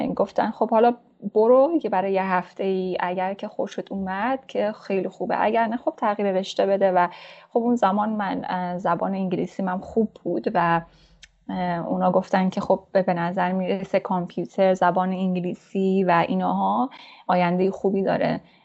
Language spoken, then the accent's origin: Persian; Mashhad, Razavi Khorasan, Iran; moved away as an adult; also born or lived in Torbat-e Jam, Iran / Herat, Afghanistan (family origin); من در شهر کوچک تربت جام به دنیا اومدم و دبستان رو اونجا تمام کردم بعد از اون به خاطر شغل پدر ما مشهد رفتیم و اونجا راهنمایی دبیرستان رو تمام کردم